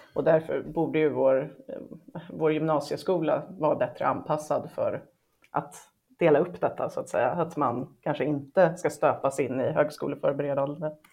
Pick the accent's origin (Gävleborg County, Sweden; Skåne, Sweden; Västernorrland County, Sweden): Gävleborg County, Sweden; Hälsingland; moved away as an adult; now in Stockholm, Sweden; Jag är född i Stockholm, men när jag var ett halvår så flyttade mamma och pappa eh, tillbaka till pappas hus i Hälsingland.